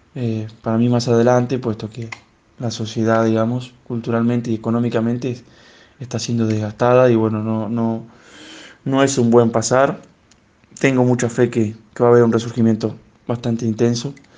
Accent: Urdampilleta, Buenos Aires Province, Argentina; moved away as an adult; now in Buenos Aires, Argentina; de Urdán Pilleta, pueblo del partido de Bolívar, al suroeste de la provincia de Buenos Aires

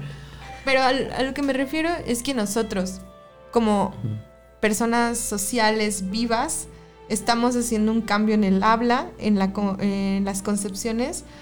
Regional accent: Mexico; De México

